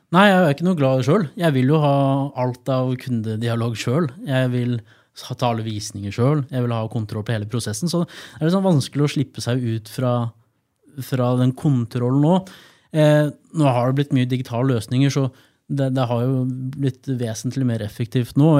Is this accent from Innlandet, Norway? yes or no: yes; Gjøvik, Innlandet, Norway; moved away as an adult; also born or lived in Trondheim; tilbake til hjembyen min.